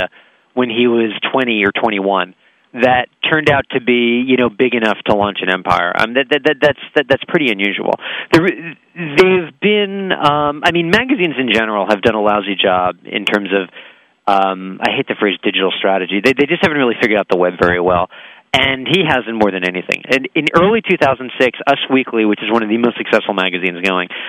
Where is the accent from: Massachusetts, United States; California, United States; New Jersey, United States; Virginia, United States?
New Jersey, United States; I grew up in New Jersey